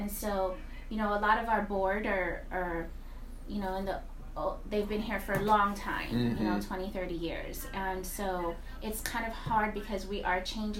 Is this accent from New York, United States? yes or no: yes; New York City, New York, United States; moved away as an adult; also born or lived in Florida; now in San Antonio, United States; growing up in the Bronx, you know, it was kind of getting rough out there